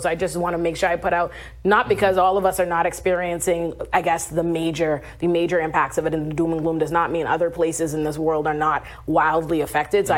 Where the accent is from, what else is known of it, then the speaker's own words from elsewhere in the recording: Nassau, New Providence, Bahamas; moved away; I'm from the Bahamas, right? I'm from Nassau, Bahamas